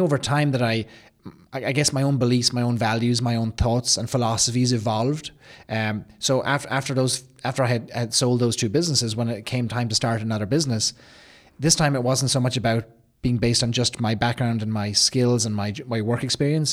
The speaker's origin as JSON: {"language": "English", "country": "Ireland", "also_born_or_lived": "California, United States", "moved": "as an adult", "lives_now": "Columbus, United States", "said": "I'm from Ireland, and I've been in Columbus now for about eight years."}